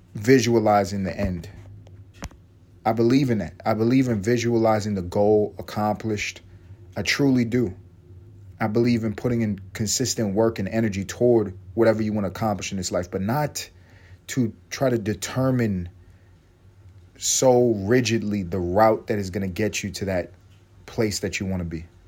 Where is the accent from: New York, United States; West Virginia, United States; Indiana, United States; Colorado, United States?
New York, United States; New York City; I grew up in East Harlem on 3rd Avenue